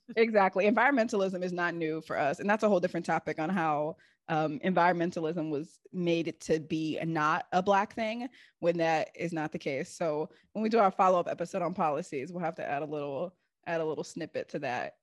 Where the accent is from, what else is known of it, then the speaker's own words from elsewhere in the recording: Seattle, Washington, United States; moved away; also born or lived in East Coast, United States; growing up in Seattle, it was like, if you're not sorting your compost correctly